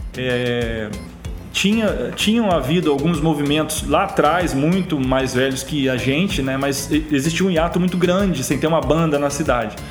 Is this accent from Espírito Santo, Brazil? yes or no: yes; Jerônimo Monteiro, Espírito Santo, Brazil; moved away as an adult; also born or lived in Alegre; now in Vitória, Brazil; eu sou natural de Jerônimo Monteiro, uma cidade muito pequena, né, em tamanho, população e etc., no interior do estado, no sul do estado, é, onde eu passei meus 18 primeiros anos